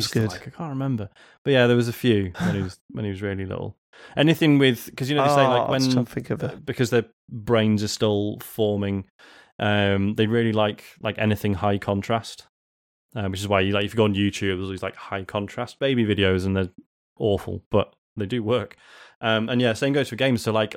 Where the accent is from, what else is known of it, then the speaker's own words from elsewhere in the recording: Leeds, Yorkshire and the Humber, United Kingdom; I dreamed I was back in the UK in my hometown of Leeds